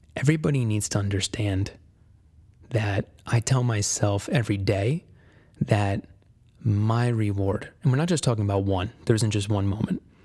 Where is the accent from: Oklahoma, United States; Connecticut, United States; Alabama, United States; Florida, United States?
Connecticut, United States; moved away as an adult; I was born and raised in Connecticut